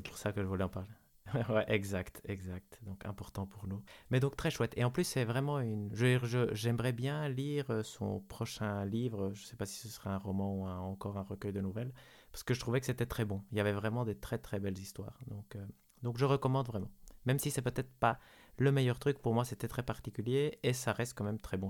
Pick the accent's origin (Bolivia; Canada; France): Bolivia; born or raised there; moved away